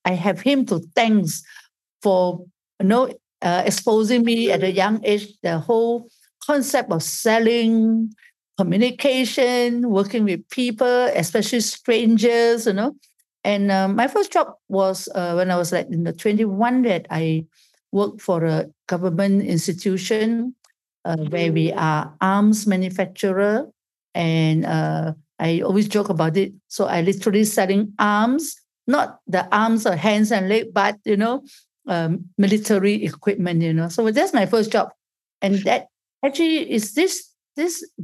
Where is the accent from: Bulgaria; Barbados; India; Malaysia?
Malaysia; I was born in Malaysia